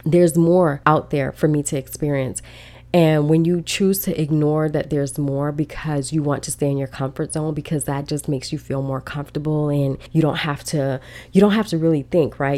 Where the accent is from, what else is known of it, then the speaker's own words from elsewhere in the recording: Chicago, Illinois, United States; growing up in Chicago, we are freezing